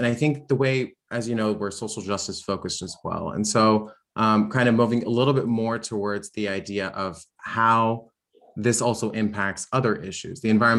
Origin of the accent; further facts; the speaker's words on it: Prince William County, Virginia, United States; And obviously I was born and raised raised in Prince William County since early on. And I think the difference is pretty, I live right at the end of 234. So 234 being the road that's kind of the main access point for a lot of us into the Rural Crescent.